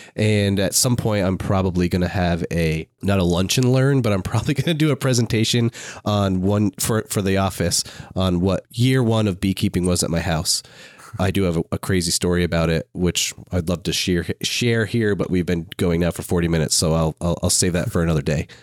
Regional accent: Maine, United States; I'm from Maine

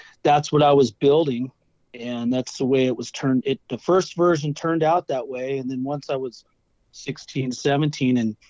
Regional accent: Irvine, California, United States; I grew up in Irvine, California, up in Turtle Rock

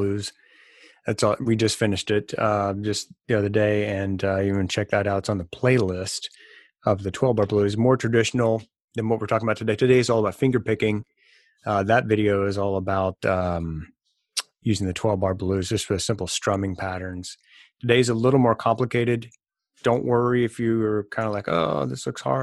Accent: Mississippi, United States; I'm from Mississippi

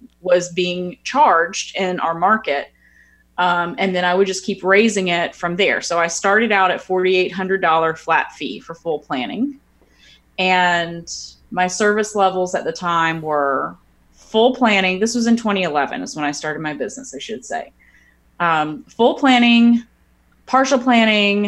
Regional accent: Florida, United States; now in New Orleans, United States; I'm not from New Orleans originally. I'm from Florida.

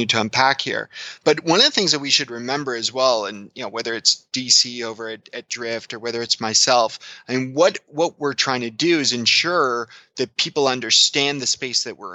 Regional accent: Canada; I'm Canadian

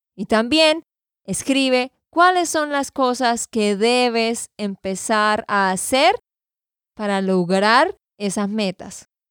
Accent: Santander, Colombia; de Santander, Colombia

